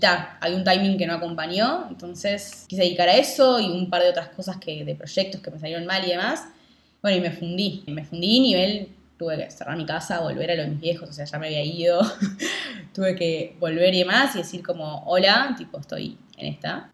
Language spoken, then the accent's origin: Spanish; Rivera, Uruguay; now in Montevideo, Uruguay; yo nací acá en Rivera, que es el norte de Uruguay con Brasil